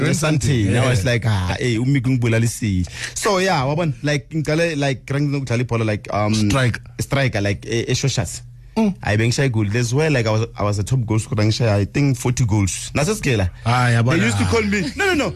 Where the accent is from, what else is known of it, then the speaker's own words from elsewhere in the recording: Pretoria, Gauteng, South Africa; also born or lived in Ga-Rankuwa / Soshanguve / Polokwane; I was born in Pretoria.